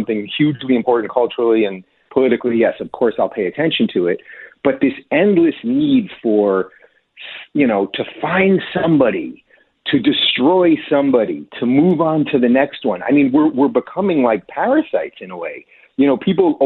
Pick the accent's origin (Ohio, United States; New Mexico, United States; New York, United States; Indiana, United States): New York, United States; I come from New York.